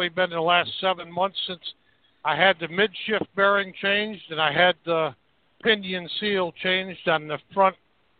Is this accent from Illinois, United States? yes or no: yes; Marseilles, Illinois, United States; now in Michigan, United States; I'm from Marseilles, Illinois